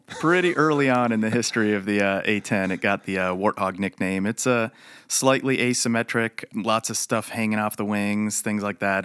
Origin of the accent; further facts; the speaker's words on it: Chicago, Illinois, United States; moved away as an adult; also born or lived in Michigan / Wichita Falls, Texas; I, uh, was born in Chicago, raised there